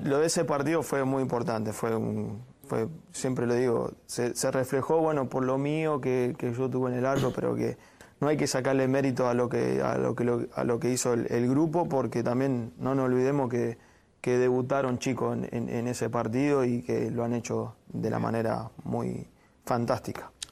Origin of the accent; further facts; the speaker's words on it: Maipú, Mendoza, Argentina; moved away; Maipú, que es del club donde yo, uh. salí de ahí de Mendoza